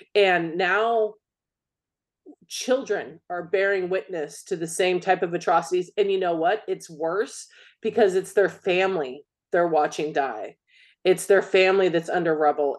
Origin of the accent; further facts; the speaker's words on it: United States; I'm an American